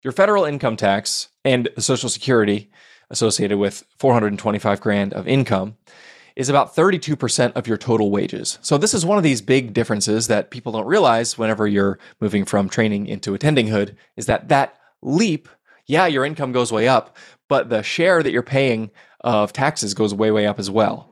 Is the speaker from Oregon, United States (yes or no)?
yes; Portland, Oregon, United States; Portland, Oregon, my hometown